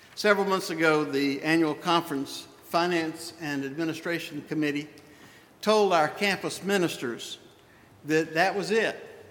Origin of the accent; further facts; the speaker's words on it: the Old South, United States; I was raised in the Old South in the 50s, in the 60s